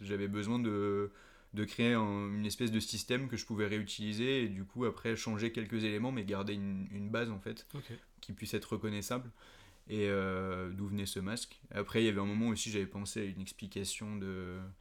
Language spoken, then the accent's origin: French; Paris, Île-de-France, France; moved away as an adult; now in Nantes, France; comme je suis né à Paris et que j'ai passé toute mon enfance et du coup ma début de vie d'adulte, on va dire, à Paris